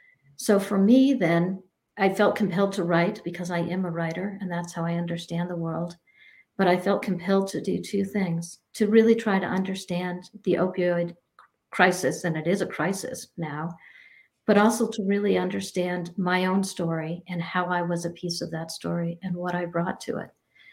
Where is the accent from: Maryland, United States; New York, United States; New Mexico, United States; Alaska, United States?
New Mexico, United States; moved away as an adult; also born or lived in New Hampshire; now in Vermont, United States; I ended up moving to Vermont. I grew up in New Mexico and in New Hampshire, and I ended up going to Vermont when I was 18 years old.